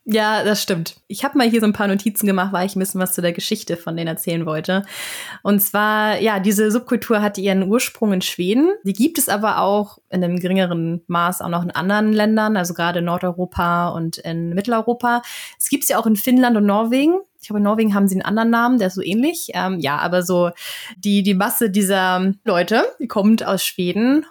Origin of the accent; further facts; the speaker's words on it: Northern Germany, Germany; moved away as an adult; now in Sweden; bei uns in Norddeutschland auf dem Land